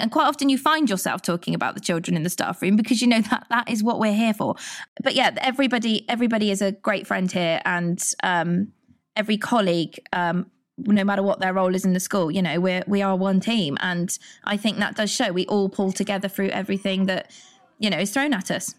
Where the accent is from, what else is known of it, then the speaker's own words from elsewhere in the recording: Churchdown, South West England, United Kingdom; I grew up in Churchdown, not far from here